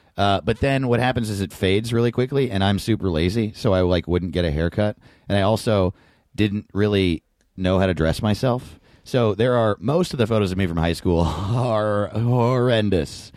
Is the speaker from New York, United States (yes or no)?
yes; New York, United States; I grew up in New York, but my parents moved to Denver